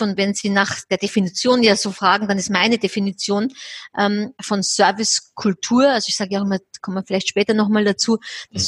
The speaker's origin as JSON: {"language": "German", "country": "Austria", "said": "Ich bin ja Österreicherin"}